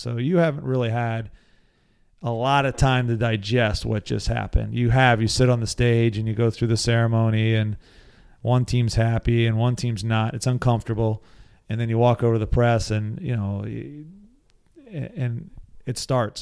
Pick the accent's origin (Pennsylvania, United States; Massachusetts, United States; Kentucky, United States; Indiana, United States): Pennsylvania, United States; Lancaster; I grew up in Lancaster, Pennsylvania.